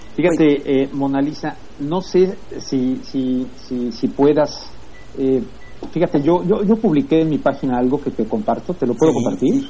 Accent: Mexico; now in Los Angeles, United States; como mexicano, como mexicano acá en Los Ángeles, que quiero mucho a mi, país

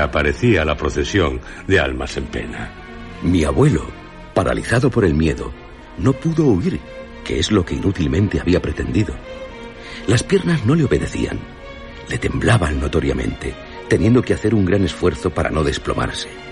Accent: Basque Country, Spain; yo soy de Álava

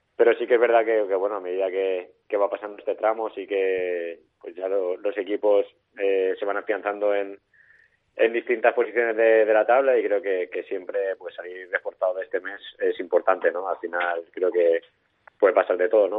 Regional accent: Valencian Community, Spain; now in Tarragona, Spain; soy valenciano

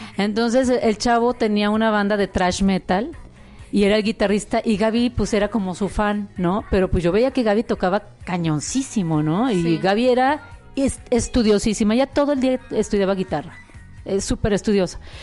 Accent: Guadalajara, Jalisco, Mexico; moved away; also born or lived in Mexico City; nací en Guadalajara

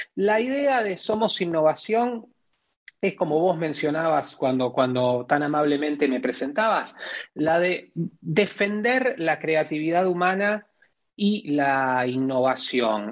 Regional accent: Rosario, Santa Fe, Argentina; mi ciudad, Rosario

